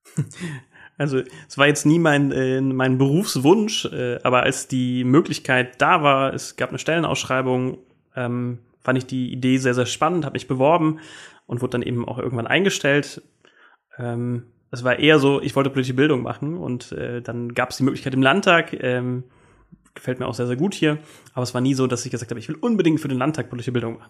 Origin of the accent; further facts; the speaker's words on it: Koblenz, Rhineland-Palatinate, Germany; now in Rheinhessen, Germany; ich komme aber aus Koblenz